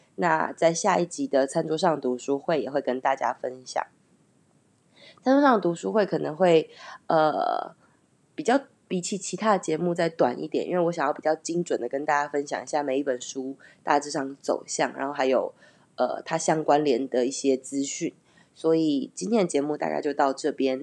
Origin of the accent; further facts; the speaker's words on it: Taiwan; moved away as an adult; also born or lived in Taipei / Canada; 其实当年会离开，呃，我的家乡，然后去台北工作